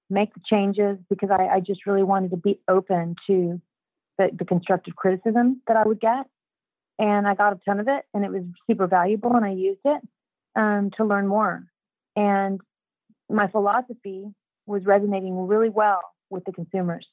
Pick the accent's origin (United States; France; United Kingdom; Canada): United States; Houston, Texas; I was a housewife from Houston, Texas